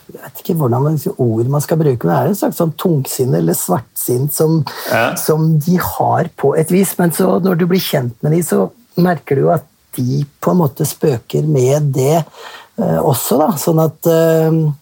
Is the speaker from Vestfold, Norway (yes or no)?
yes; Vestfold, Norway; moved away as an adult; also born or lived in United Arab Emirates / Finland; Jeg er jo fra Vestfold